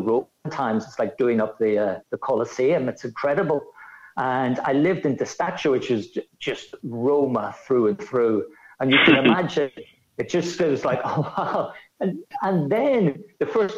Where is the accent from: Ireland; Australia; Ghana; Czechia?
Ireland; accent: Irish; moved away as an adult; also born or lived in Rome, Italy; obviously with my accent, I'm Irish. But I moved to Rome in 1990